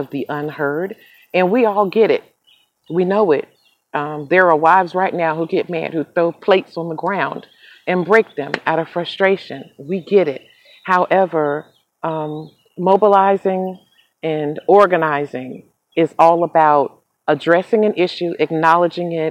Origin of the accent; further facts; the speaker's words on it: Charlotte, North Carolina, United States; my hometown of Charlotte, North Carolina